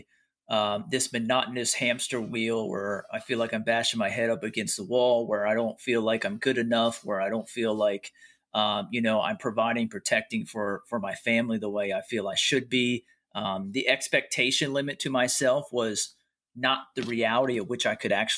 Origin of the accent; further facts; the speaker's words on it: York, Pennsylvania, United States; I'm from York, Pennsylvania